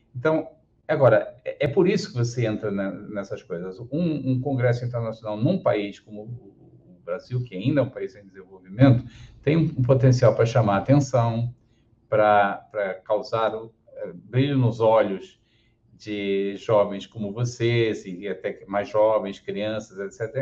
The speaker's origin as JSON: {"language": "Portuguese", "country": "Portugal", "tie": "born or raised there", "also_born_or_lived": "Porto, Portugal", "moved": "as an adult", "lives_now": "Rio de Janeiro, Brazil", "said": "eu sou carioca de nascimento, meus pais eram imigrantes portugueses é, que viveram no, no, Rio nos anos 50 até o início dos anos 60. E na época que eu nasci, minha mãe já estava querendo voltar para a terrinha, então aproveitou, pegou o bebê, levou no colo e me criou lá."}